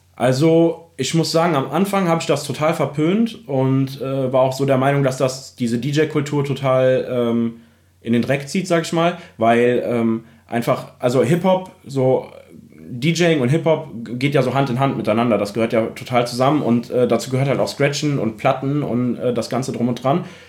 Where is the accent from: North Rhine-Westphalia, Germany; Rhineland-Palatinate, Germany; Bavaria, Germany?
Rhineland-Palatinate, Germany; Remagen; also born or lived in Bad Breisig; ich komme ursprünglich aus Remagen, äh, das ist in der Nähe